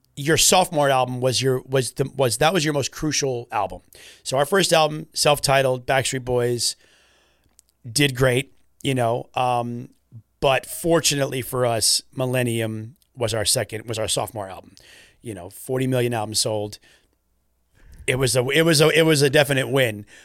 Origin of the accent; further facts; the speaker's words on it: Florida, United States; we're from Florida, pretty far from the U K